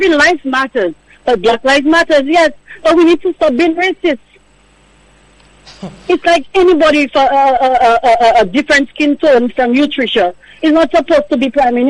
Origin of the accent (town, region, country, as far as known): St. Lucia